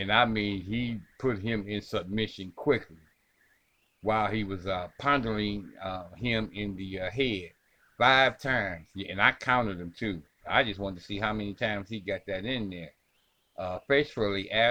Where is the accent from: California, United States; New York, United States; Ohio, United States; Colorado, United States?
Ohio, United States; This is my home state too, ladies and gentlemen. This is Elyria, Ohio